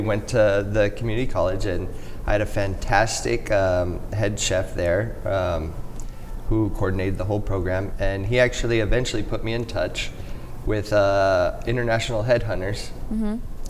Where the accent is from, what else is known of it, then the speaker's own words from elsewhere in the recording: San Pedro, California, United States; So, I was born and raised in San Pedro.